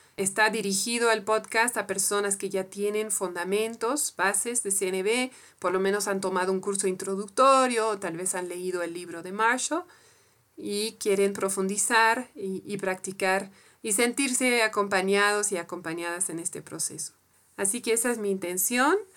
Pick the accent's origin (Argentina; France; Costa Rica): France; Spanish is a second language; moved away as an adult; now in Bolivia; Soy francesa de origen y vivo en Bolivia hace, casi 15 años, donde aprendí también a hablar español